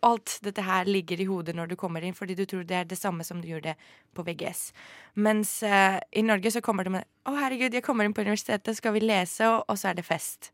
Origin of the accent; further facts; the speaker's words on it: Greece; also born or lived in France; now in Norway; jeg har vokst opp i Hellas